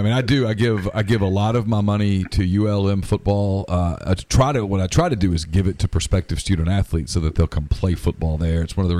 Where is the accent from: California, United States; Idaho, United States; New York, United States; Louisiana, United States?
Louisiana, United States; I'm from Louisiana.